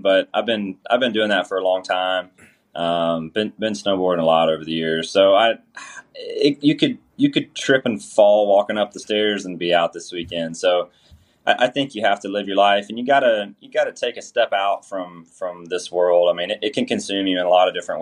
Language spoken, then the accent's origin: English; Georgia, United States; I'm from Georgia.